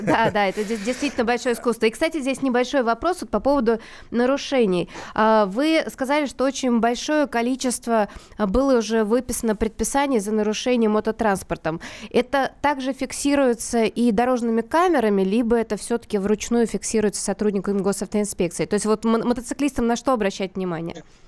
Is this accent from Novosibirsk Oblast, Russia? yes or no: no; Moscow, Russia; я вот как москвичка